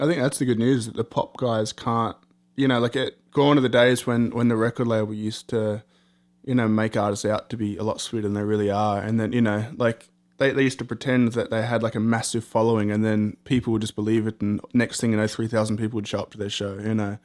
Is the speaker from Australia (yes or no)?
yes; Australia; being Australian